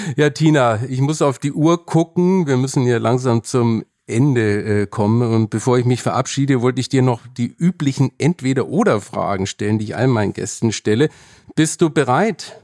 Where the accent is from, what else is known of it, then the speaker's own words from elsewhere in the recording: Germany; bei uns in Deutschland